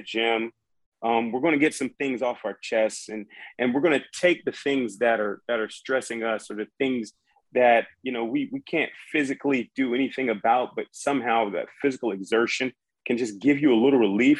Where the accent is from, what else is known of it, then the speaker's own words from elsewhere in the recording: Charleston, South Carolina, United States; moved away as an adult; I wanted to get out of Charleston, South Carolina